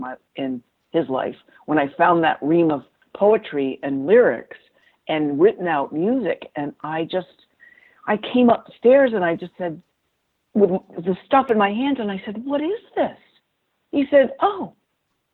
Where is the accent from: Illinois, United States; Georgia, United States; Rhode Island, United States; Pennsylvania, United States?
Rhode Island, United States; Newport; moved away; I was brought up in Newport, Rhode Island.